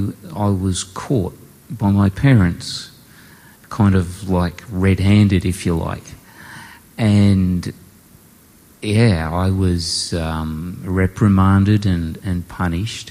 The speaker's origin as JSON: {"language": "English", "town": "Port Pirie", "region": "South Australia", "country": "Australia", "tie": "born or raised there", "said": "I was born in South Australia, in Port Pirie"}